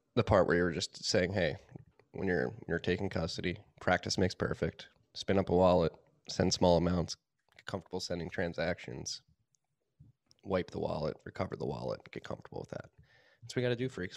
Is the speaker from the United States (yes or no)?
yes; Philadelphia, Pennsylvania, United States; moved away; also born or lived in New York / South Carolina / Austin, Texas; having been born and raised in Philadelphia.